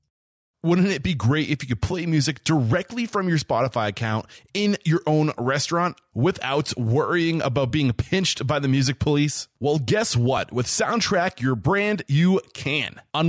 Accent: New Hampshire, United States; I'm from New Hampshire, forgive me.

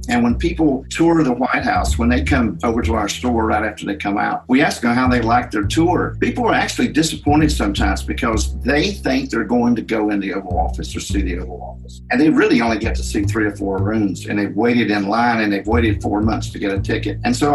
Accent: Appalachia, United States; I grew up here in Appalachian, and it's very poor in these mountains.

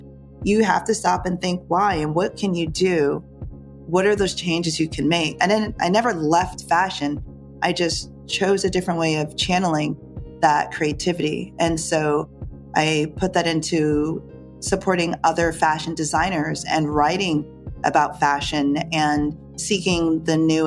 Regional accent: Jamaica; moved away; also born or lived in New York; I was born in Jamaica. I was born by the water

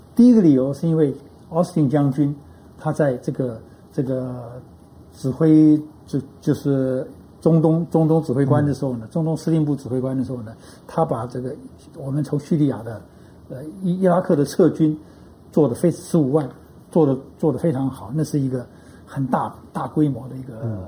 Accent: Taiwan; 我们台湾人

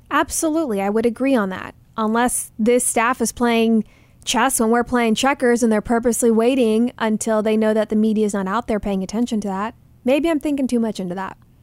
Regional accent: Texas, United States; now in Arizona, United States; Rangers are my hometown team

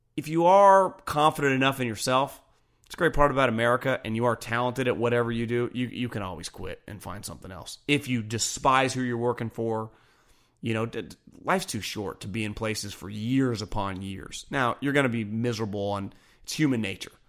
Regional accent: California, United States; also born or lived in Northeast United States; I'm from California

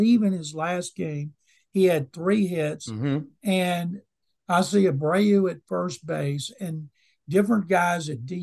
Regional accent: Waco, Texas, United States; I grew up in Waco

